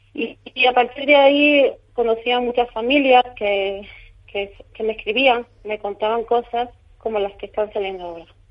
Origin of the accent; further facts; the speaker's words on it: Córdoba, Andalusia, Spain; now in Madrid, Spain; Yo soy de Córdoba, vivo en Madrid